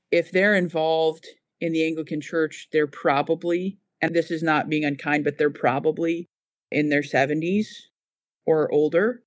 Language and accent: English; United States; moved away as an adult; now in Boston, United Kingdom; I am one